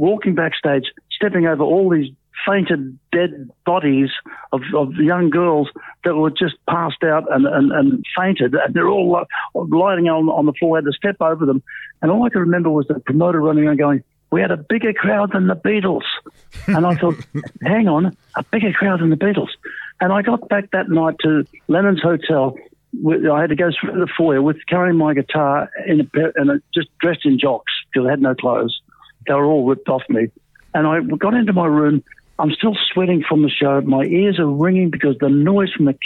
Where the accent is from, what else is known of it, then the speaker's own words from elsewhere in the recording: Brisbane, Queensland, Australia; moved away; also born or lived in St Kilda; in Brisbane, my hometown.